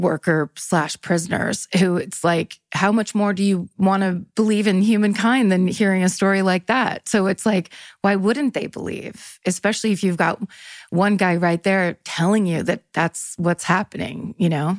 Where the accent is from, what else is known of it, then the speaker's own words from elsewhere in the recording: Northern California, United States; I'm from Northern California